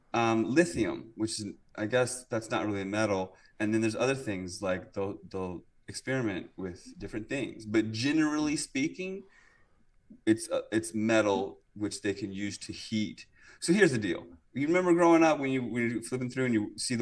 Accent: Virginia, United States; moved away; also born or lived in California / British Columbia; I'm from Virginia

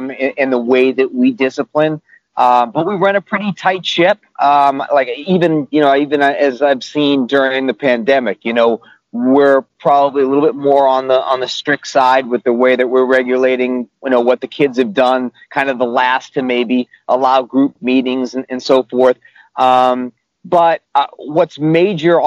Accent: Boston, Massachusetts, United States; moved away as an adult; also born or lived in Ithaca, New York / Syracuse, New York; now in New York City, United States; I grew up in the Boston area

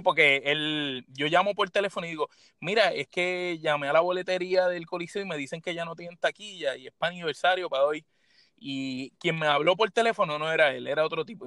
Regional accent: San Juan, Puerto Rico; yo soy de San Juan

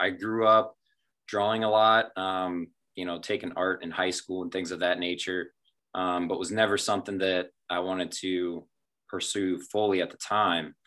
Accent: small town outside of Findlay, Ohio, United States; town outside of findlay so born and raised

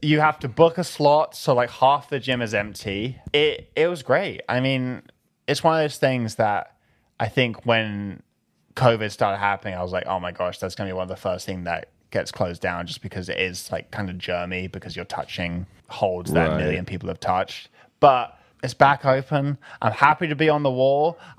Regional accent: London, United Kingdom; Growing up in London was your typical British schoolboy lifestyle.

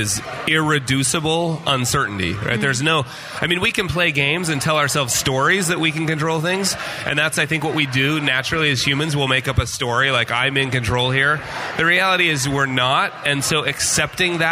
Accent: Utah, United States; also born or lived in Las Vegas / Park City, Utah; I was from Utah

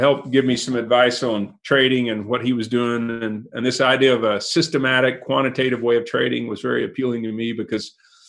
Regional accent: Canadian, Texas, United States; I grew up in Canadian. My family's been here for four generations

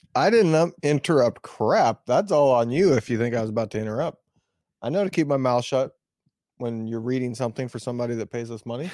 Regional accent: West Lafayette, Indiana, United States; moved away; I was from West Lafayette

